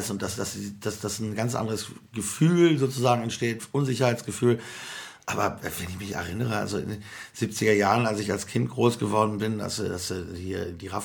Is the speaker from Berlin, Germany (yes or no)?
no; North Rhine-Westphalia, Germany; weil ich komme aus Nordrhein-Westfalen, wir haben das jedenfalls nicht gehört